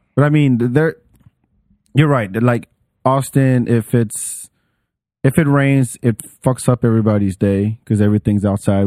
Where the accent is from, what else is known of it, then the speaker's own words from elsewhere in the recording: Paris, Île-de-France, France; English is a second language; moved away; I grew up in Paris